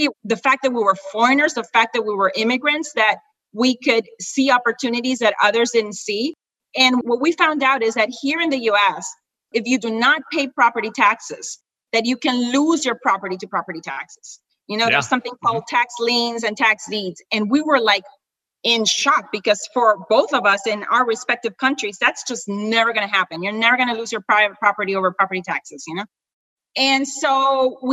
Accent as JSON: {"language": "English", "country": "Honduras", "moved": "as an adult", "lives_now": "United States", "said": "I am originally from Honduras. I'm an immigrant from Central America. I came here in 1995"}